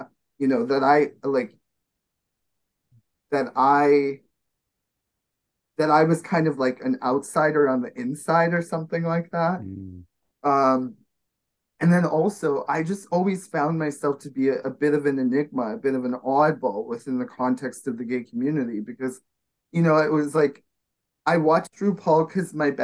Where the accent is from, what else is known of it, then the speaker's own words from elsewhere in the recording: Winnipeg, Manitoba, Canada; moved away; here in Winnipeg, Manitoba, which is my hometown that I'm visiting